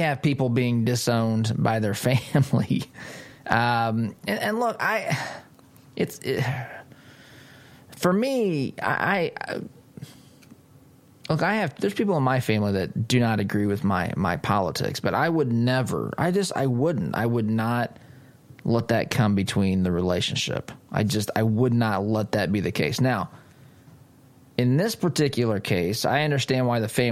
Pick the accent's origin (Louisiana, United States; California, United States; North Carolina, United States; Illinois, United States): Illinois, United States; moved away; I'm from Illinois originally